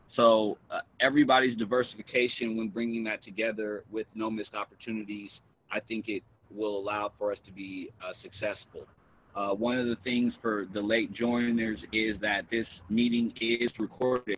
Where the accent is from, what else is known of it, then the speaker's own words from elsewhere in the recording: Los Angeles, California, United States; I'm originally from South Central Los Angeles, they calling it South L.A. now